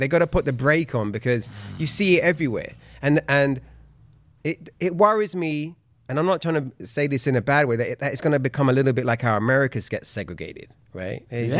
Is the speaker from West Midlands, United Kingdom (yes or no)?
no; London, United Kingdom; now in Los Angeles, United States; I grew up in southwest London in a place called Balham, which is literally maybe, it's on the same line as Brixton.